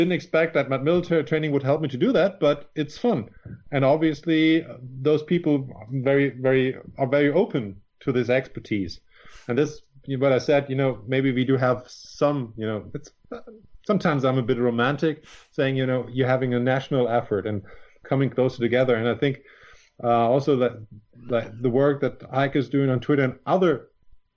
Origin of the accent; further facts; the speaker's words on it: Germany; you cover the whole of Germany. We're a small country